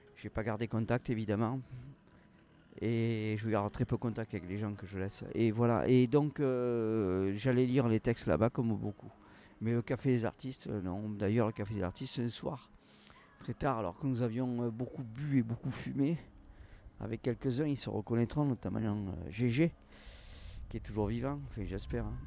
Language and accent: French; Toulouse, Occitania, France; en tant que Toulousain, ayant vécu ici